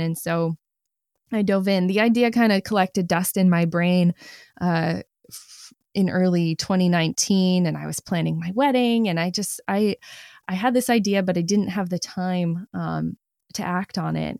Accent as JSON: {"language": "English", "region": "Maine", "country": "United States", "tie": "born or raised there", "also_born_or_lived": "New York", "moved": "as an adult", "said": "I never really knew how much I loved my home state until I didn't live there anymore"}